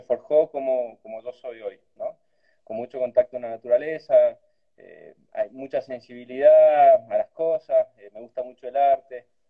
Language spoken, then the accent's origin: Spanish; Cafayate, Salta, Argentina; y allí nací en Cafalate, en un pueblito chiquitito, me crié ahí